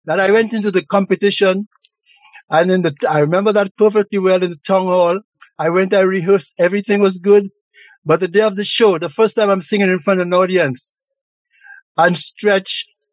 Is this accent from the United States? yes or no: no; St. Lucia; now in Montreal, Canada; growing up in St. Lucia